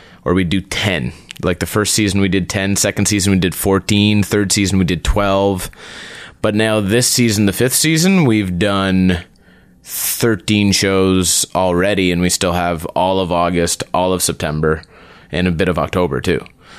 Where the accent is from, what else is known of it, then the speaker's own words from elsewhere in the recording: Prince Edward Island, Canada; also born or lived in Calgary / Montreal; No, I'm from Prince Edward Island.